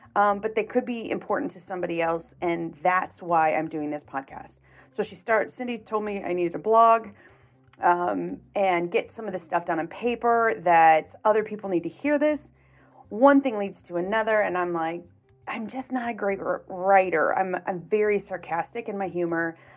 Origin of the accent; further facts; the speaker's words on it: Chicago, Illinois, United States; moved away as an adult; now in St. Louis, United States; I was born and raised in the Chicagoland area. Lived there for the first 30 years of my life.